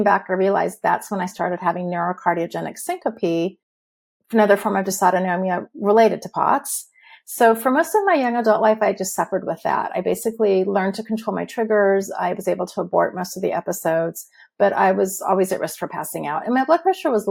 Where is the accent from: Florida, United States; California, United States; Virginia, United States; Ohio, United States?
California, United States; Huntington Beach; moved away as an adult; also born or lived in eastern Washington; now in Washington, United States; I grew up in Huntington Beach, California, and I was living there until 2016 when we moved.